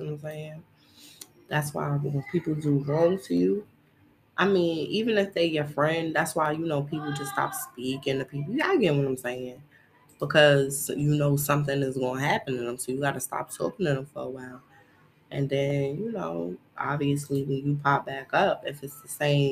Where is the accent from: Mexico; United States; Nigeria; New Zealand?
United States; New York City, New York; I come from Brooklyn, New York